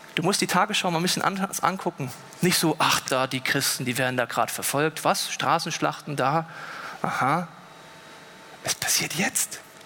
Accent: Germany; bei uns in Deutschland

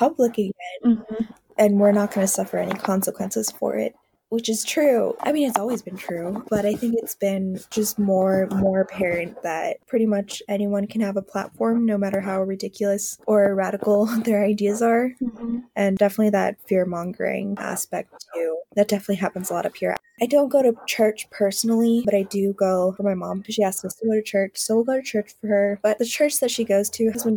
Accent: Alaska, United States

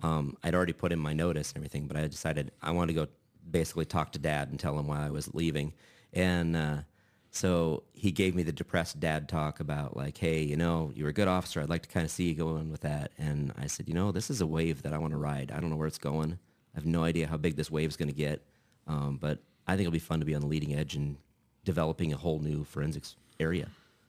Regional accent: Lincoln, Nebraska, United States; Born and raised. I escaped for 2 years, went to Kearney for school for a couple of years, and decided that smaller wasn't my thing and came back to Lincoln

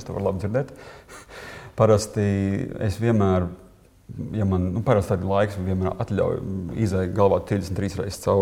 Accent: Latvia

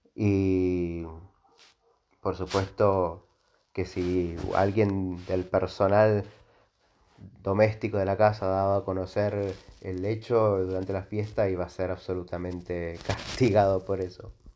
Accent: Mendoza, Argentina; nosotros los mendocinos, incluyo porque eh, yo, yo soy de Mendoza

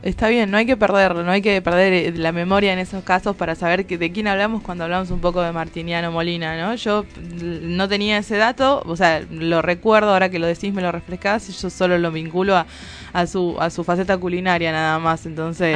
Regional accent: Tucumán, Argentina; moved away; como soy tucumana

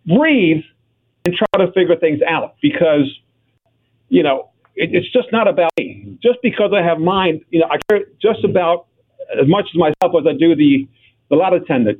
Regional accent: Greece; now in United States; Born and raised in Greece

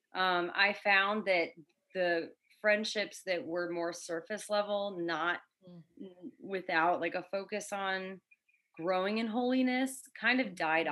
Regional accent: Connecticut, United States; moved away as an adult; now in Florida, United States; I've lived in Florida for seven years. I grew up in Connecticut

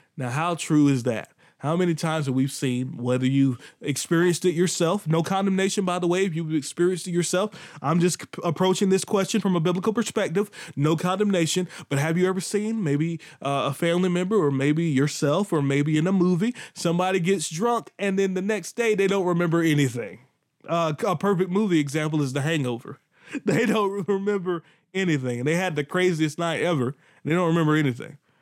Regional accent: Pink Hill, North Carolina, United States; accent: country; I'm from Pink Hill, not Pink Hill, Pink Hill, North Carolina.

